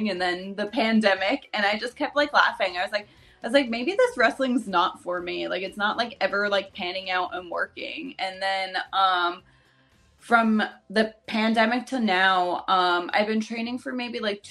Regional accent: New Jersey, United States; I'm from New Jersey

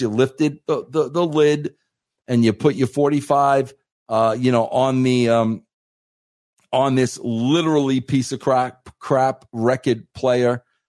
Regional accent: Centereach, New York, United States; also born or lived in Farmingville, Long Island; I grew up in Center Reach, Long Island

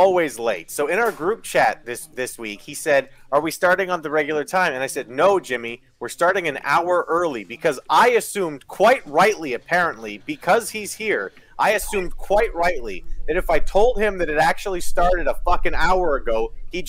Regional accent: Ontario, Canada; I'm also not from Alberta. I am from Ontario, which is a very, very long way

